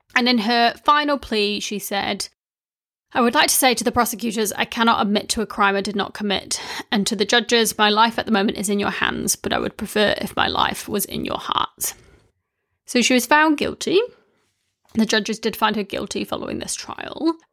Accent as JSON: {"language": "English", "country": "New Zealand", "tie": "born or raised there", "said": "when I was growing up in New Zealand"}